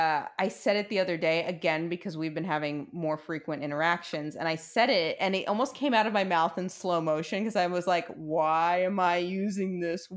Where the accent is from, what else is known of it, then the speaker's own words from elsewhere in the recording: New York City, New York, United States; moved away as an adult; also born or lived in Queens; now in Los Angeles, United States; so that was where I lived in Queens, but there was a bodega by my house where I grew up in Brooklyn.